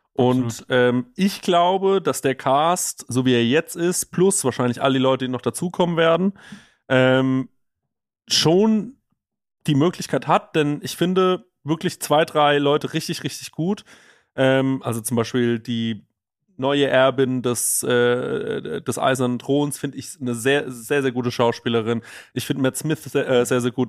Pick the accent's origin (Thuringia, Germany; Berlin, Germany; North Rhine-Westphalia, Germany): North Rhine-Westphalia, Germany; Düsseldorf; bei uns in Düsseldorf